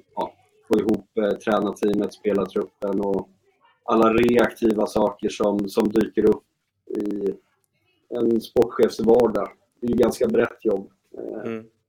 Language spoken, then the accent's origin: Swedish; Uppsala, Uppsala County, Sweden; moved away as an adult; also born or lived in Hudiksvall; jag är ju född och uppvuxen i Uppsala